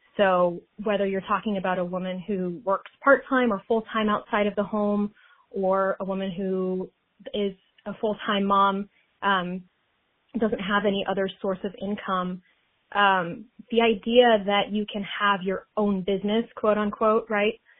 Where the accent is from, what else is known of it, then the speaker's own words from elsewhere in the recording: Utah, United States; now in Washington, D.C., United States; out of DC, but I'm from Utah originally